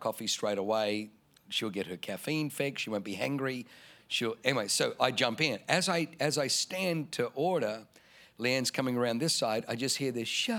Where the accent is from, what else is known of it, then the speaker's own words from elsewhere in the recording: Germany; now in San Diego, United States; where I was born in Germany